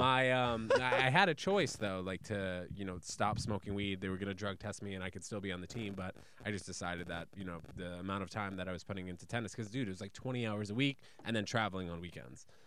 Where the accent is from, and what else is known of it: New York City, New York, United States; born or raised there; also born or lived in New Brunswick, New Jersey